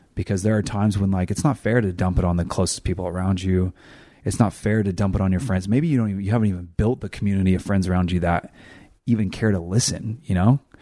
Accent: California, United States; I'm from California

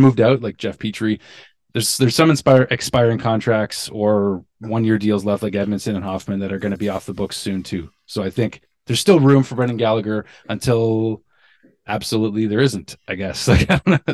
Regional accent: Niagara, Ontario, Canada; also born or lived in Pointe-Claire, Quebec; I was born on the West Island in Quebec, but I was raised in Niagara

